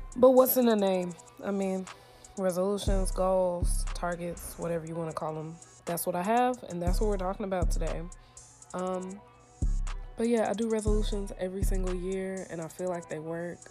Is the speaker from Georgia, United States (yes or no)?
yes; Stone Mountain, Georgia, United States; moved away as an adult; also born or lived in Tennessee; I'm from Stone Mountain, Georgia